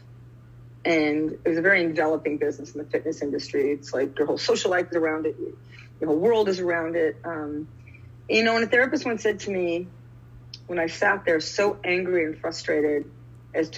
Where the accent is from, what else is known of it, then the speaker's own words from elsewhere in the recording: New York, United States; moved away as an adult; now in New Zealand; I live in New Zealand, but I'm from New York, and I'm in New York now.